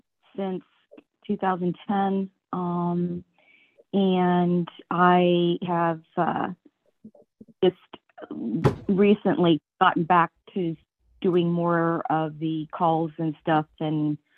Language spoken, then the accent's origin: English; Mechanicsburg, Ohio, United States; I'm from Mechanicsburg, Ohio.